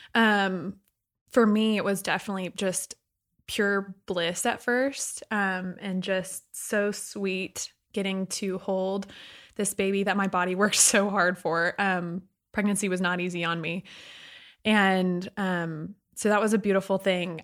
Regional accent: Sugar Land, Texas, United States; I also grew up in Sugarland, Texas

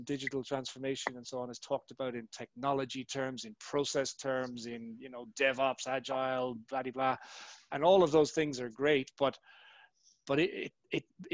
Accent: Ireland; moved away as an adult; also born or lived in Australia; now in Dublin, Ireland; when I grew up in Ireland in the 80s, a very monoculture, black and white, gray place

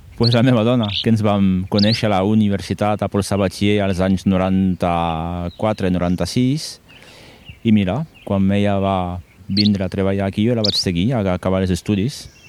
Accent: Toulouse, Occitania, France; Catalan is a second language; moved away as an adult; now in Ordino, Andorra; vinc de França, de, de Tolosa en concret

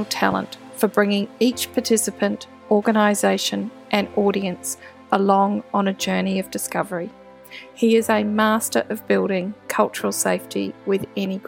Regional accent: New Zealand; moved away as an adult; now in Australia; As someone who grew up in New Zealand and didn't move to Australia until my early 20s

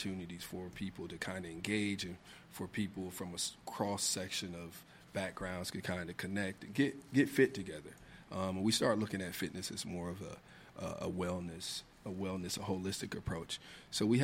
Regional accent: Indiana, United States; moved away as an adult; now in Washington, D.C., United States; I'm originally from Indiana.

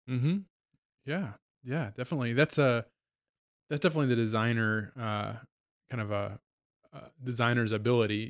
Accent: Virginia, United States; moved away as an adult; also born or lived in New Hampshire / South Bend, Indiana; now in Goshen, Indiana, United States; born and raised in Virginia, went as undergrad in New Hampshire

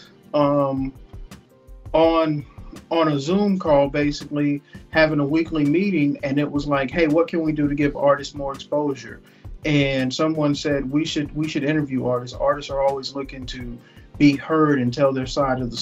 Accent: Texas, United States; I'm from Texas.

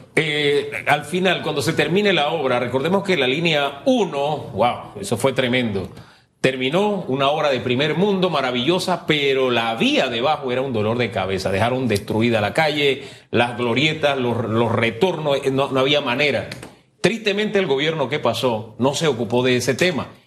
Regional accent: San Miguelito, Panama; Yo me crié en el Valle de San Isidro, en calle E ahí detrás de la boca del lobo

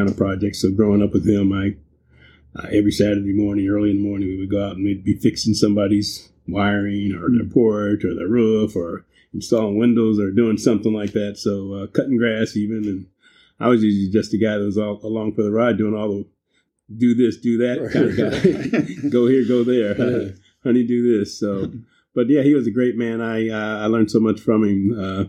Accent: Columbus, Ohio, United States; Columbus is a great place to grow up. Yeah. We grew up in Milo Grogan

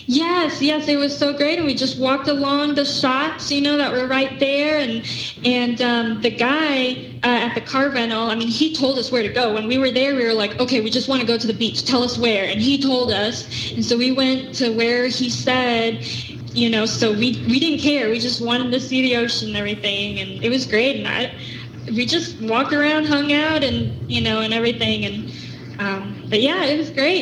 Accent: Tulsa, Oklahoma, United States; Oklahoma, Tulsa.

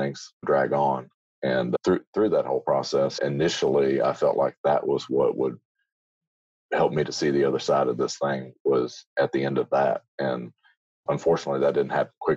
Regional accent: Muscatine, Iowa, United States; I grew up in Iowa. Yeah. Muscatine, Iowa, right along the Mississippi River

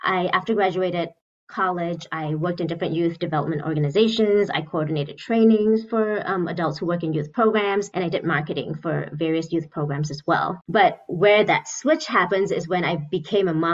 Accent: Malaysia; moved away as an adult; also born or lived in Seattle, Washington / Michigan; now in Grand Rapids, United States; I was born and raised in Malaysia

